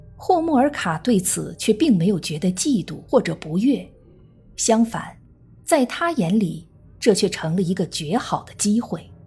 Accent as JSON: {"language": "Chinese", "country": "China", "said": "我们中国人"}